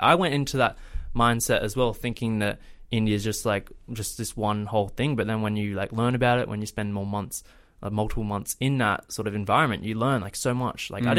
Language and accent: English; Australia; something completely different to what we have experienced in Australia.